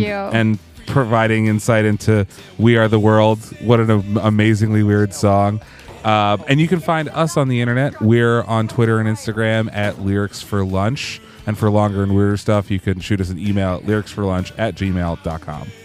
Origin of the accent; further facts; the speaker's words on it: Pennsylvania, United States; where I grew up in Pennsylvania